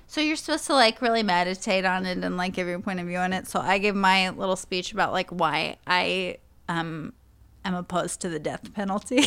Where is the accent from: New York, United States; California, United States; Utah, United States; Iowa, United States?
New York, United States; New York City; I come from New York City.